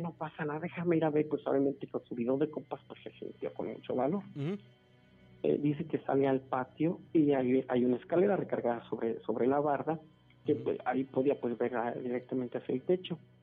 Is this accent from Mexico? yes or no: yes; Celaya, Guanajuato, Mexico; also born or lived in Irapuato; cuando recién llegamos aquí a Celaya, porque eh, originalmente vinimos de Irapuato, este, cuando recién, eh, recién llegamos aquí a Celaya, llegamos alrededor de, yo tenía como unos seis años, comencé la primaria aquí en Celaya